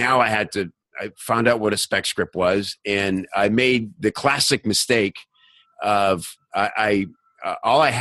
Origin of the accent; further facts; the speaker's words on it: the South, United States; moved away; also born or lived in Chicago / Los Angeles; I grew up in the South where people are friendly to each other